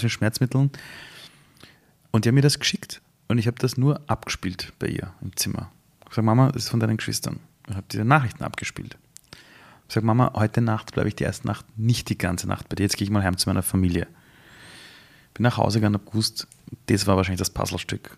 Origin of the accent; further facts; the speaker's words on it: Vienna, Austria; also born or lived in Iran; ich bin, bin damals aufgewachsen in Simmering